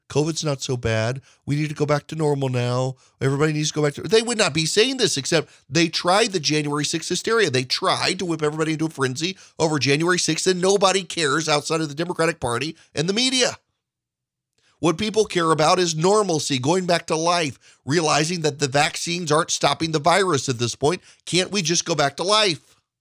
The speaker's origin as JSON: {"language": "English", "region": "Georgia", "country": "United States", "tie": "born or raised there", "said": "Georgia, my home state"}